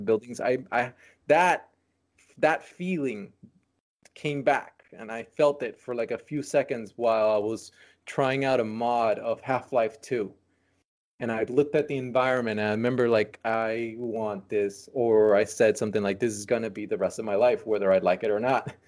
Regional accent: San Francisco, California, United States; born or raised there; also born or lived in Nicaragua

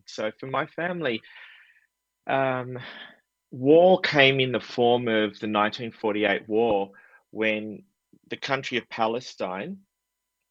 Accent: Australia; I was born and raised in Australia

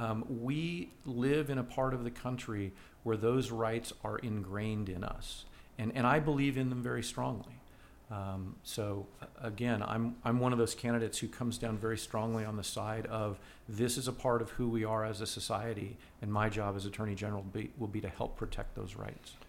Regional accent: United States

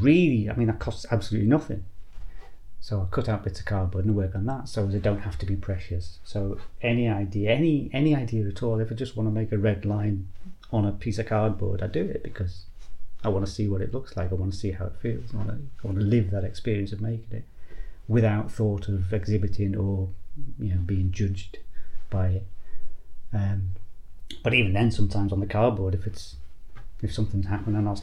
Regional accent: Liverpool, North West England, United Kingdom; moved away; also born or lived in Northumberland coast; I grew up in Liverpool, which is a very industrialised coast around there

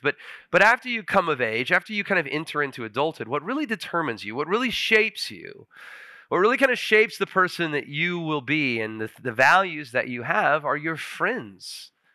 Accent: Huntsville, United States; moved away as an adult; I actually moved back to Huntsville. My dad's a pastor in Huntsville, and I was on his staff for about ten months. It was my hometown

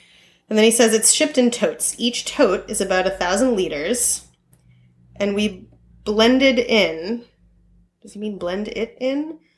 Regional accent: Boston, Massachusetts, United States; I really like being from Boston and I love my hometown.

